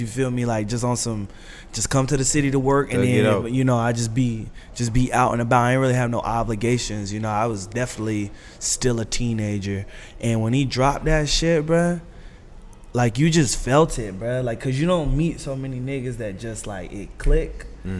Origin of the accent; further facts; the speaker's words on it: Raleigh, North Carolina, United States; moved away; I grew up in Raleigh. I'm from the trees, bro.